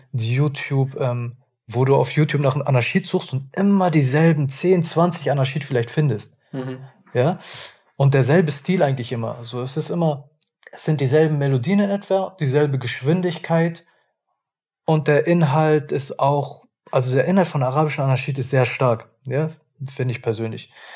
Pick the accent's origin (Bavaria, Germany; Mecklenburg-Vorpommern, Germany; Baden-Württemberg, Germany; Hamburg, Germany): Hamburg, Germany; ich komme ja aus Hamburg